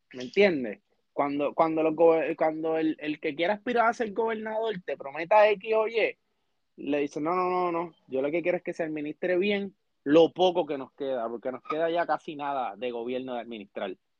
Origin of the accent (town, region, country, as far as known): Puerto Rico